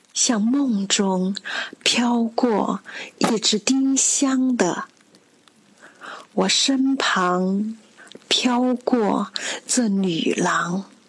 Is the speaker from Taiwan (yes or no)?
no; Yiyang, Hunan, China; moved away as an adult; now in Guangzhou, China; 我的家乡湖南益阳